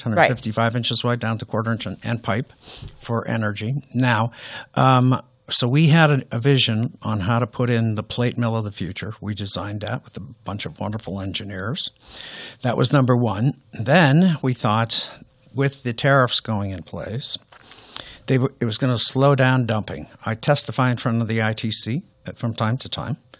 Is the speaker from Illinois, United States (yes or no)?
no; Youngstown, Ohio, United States; I grew up in Youngstown, Ohio